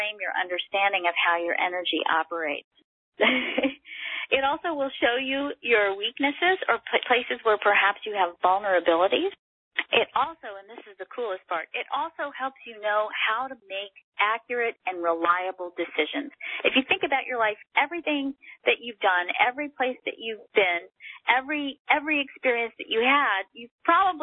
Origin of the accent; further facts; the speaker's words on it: Texas, United States; I am Texan